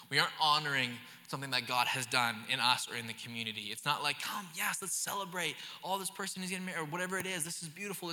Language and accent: English; the Okanagan, British Columbia, Canada; moved away; I grew up in the Okanagan